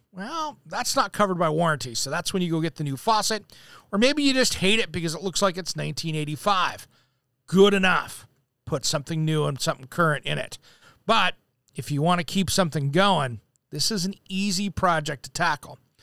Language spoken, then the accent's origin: English; Tri-Cities, eastern Washington, United States; now in Portland, United States; I grew up in the Tri Cities, which is in eastern Washington